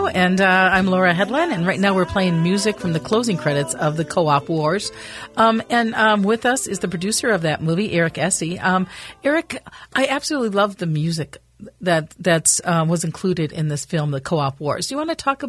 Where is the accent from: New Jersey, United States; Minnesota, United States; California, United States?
Minnesota, United States; Minneapolis; I grew up in Northeast Minneapolis, and there was the time that you had a lot of corner grocery stores.